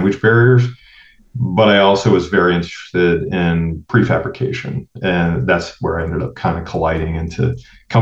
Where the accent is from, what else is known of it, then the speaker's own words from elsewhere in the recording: Ohio, United States; now in Oakland, United States; when I go back to Ohio, where I'm from